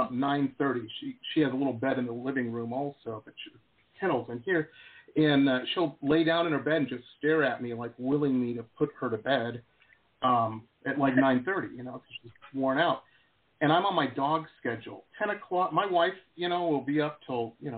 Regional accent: Detroit, Michigan, United States; I grew up in Metro Detroit

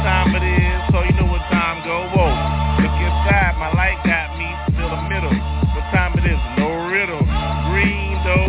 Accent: Philadelphia, Pennsylvania, United States; Motherfucker, I'm straight from South Philly.

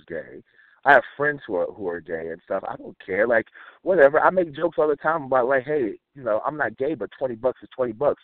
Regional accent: the South, United States; I'm from the South.

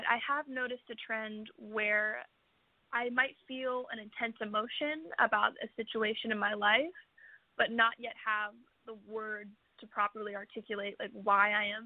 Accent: West Virginia, United States; moved away; where I grew up in West Virginia

